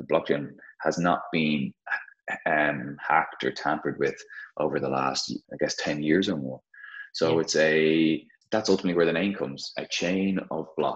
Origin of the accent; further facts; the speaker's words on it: Dublin, Leinster, Ireland; I thought I may never get a chance to start the business in my home city, in my home country.